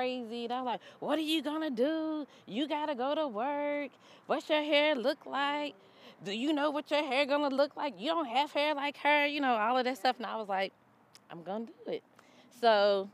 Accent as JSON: {"language": "English", "region": "Kentucky", "country": "United States", "moved": "yes", "lives_now": "Atlanta, United States", "said": "I moved to Atlanta. I'm originally from Kentucky. I moved to Atlanta in 2005"}